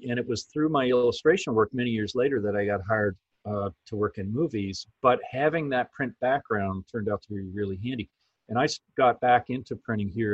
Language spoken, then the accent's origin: English; Canada; moved away; also born or lived in Toronto; I'm from Canada originally.